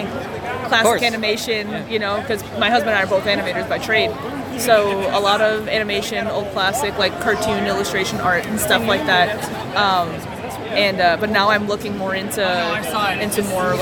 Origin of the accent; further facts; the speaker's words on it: Florida, United States; I'm from Florida, so like not local here, but like local in Florida